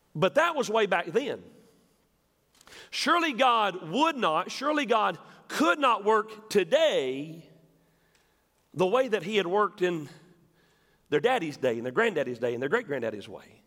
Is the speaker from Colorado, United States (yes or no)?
no; West Tennessee, United States; I'm from West Tennessee